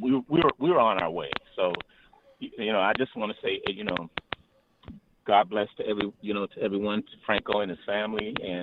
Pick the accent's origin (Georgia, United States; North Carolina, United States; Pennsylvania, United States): Pennsylvania, United States; Pittsburgh; also born or lived in Los Angeles; born and raised in Pittsburgh. I live here.